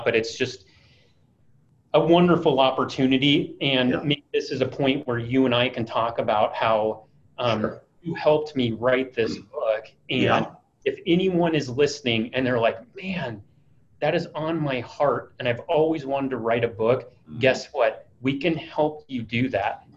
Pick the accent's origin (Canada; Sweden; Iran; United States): United States; Iowa; now in Dallas, United States; I'm originally from Iowa.